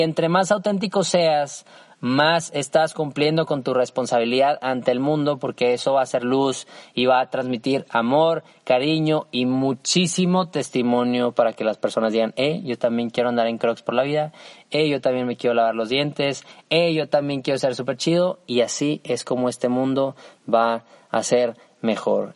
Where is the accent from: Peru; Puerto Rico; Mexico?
Mexico; soy mexicano, pues es que tengo un deber con mi nación